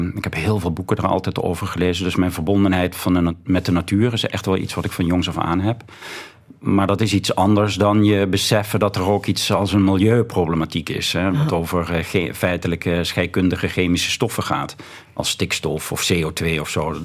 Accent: Voerendaal, Limburg, Netherlands; En ik kom uit Voerendaal, zoals al gezegd, een, een dorpje bij Heerlen in de buurt, of dorp inmiddels.

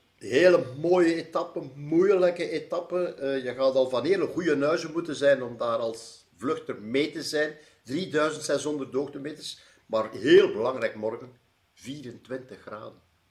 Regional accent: Belgium; voor ons Belgen

